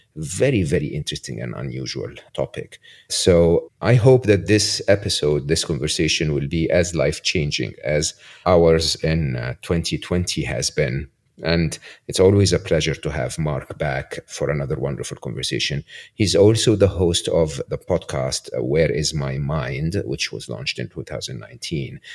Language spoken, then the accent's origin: English; Egypt; moved away; I grew up in Egypt